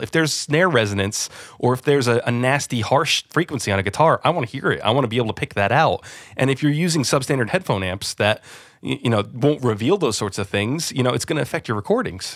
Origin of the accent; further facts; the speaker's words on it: New Jersey, United States; moved away as an adult; now in London, United Kingdom; I'm originally from New Jersey, yeah. So just outside New York City, I was very spoiled to grow up where I did